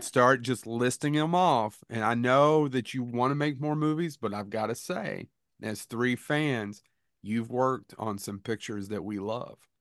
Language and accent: English; Kentucky, United States; we're from Kentucky.